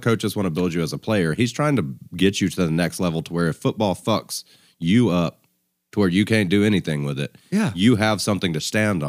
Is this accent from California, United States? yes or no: no; Tuscaloosa, Alabama, United States; I'm actually from Tuscaloosa.